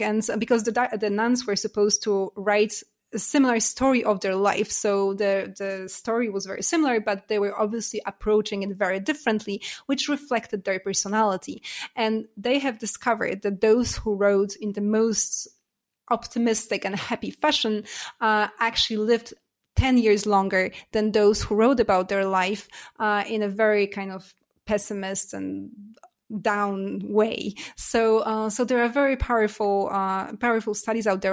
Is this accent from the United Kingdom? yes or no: no; Poland; also born or lived in United States / Canada / Singapore / Germany; now in France; I was born in Poland. I lived in U S, in Canada. I'm Canadian as well. And, uh, I've lived in Singapore and Germany and now France.